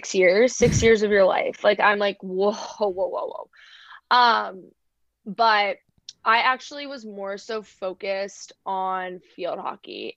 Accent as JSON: {"language": "English", "region": "Northern Virginia", "country": "United States", "tie": "born or raised there", "said": "I grew up in Northern Virginia on the like Virginia side of DC."}